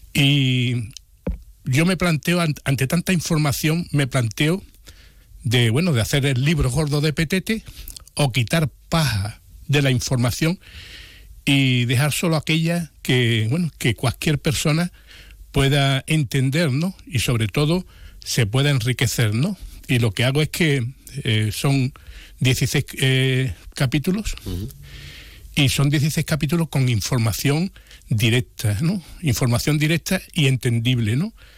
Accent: Jerez de la Frontera, Andalusia, Spain; nuestra ciudad

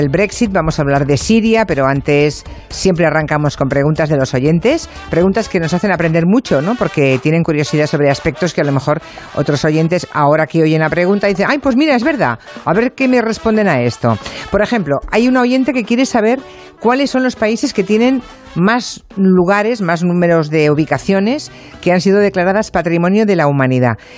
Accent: Galicia, Spain; la Ribeira Sacra de mi tierra.

